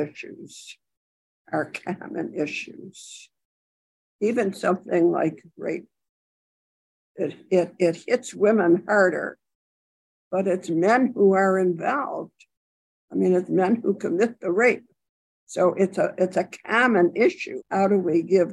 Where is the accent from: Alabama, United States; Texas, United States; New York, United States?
New York, United States; Buffalo; I wasn't from a big city. I was from Buffalo